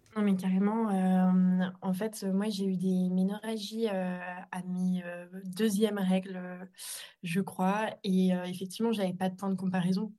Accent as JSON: {"language": "French", "town": "Annecy", "region": "Auvergne-Rhône-Alpes", "country": "France", "tie": "born or raised there", "said": "je suis originaire d'Annecy où je vis actuellement"}